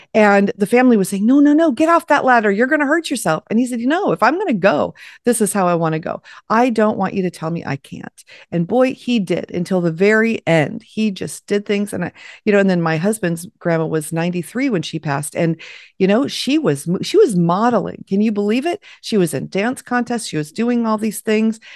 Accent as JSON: {"language": "English", "town": "Los Angeles", "region": "California", "country": "United States", "tie": "born or raised there", "moved": "as an adult", "said": "I grew up in Los Angeles"}